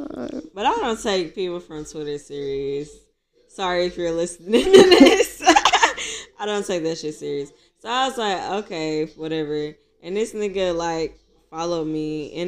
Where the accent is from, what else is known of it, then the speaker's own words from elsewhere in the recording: Houston, Texas, United States; now in Atlanta, United States; My Texas people, Houston people can understand.